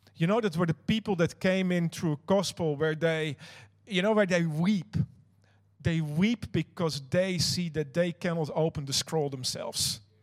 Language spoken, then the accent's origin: English; Netherlands; now in New Zealand; I'm not Kiwi you might have noticed that. I actually am uh, Dutch. I'm from another country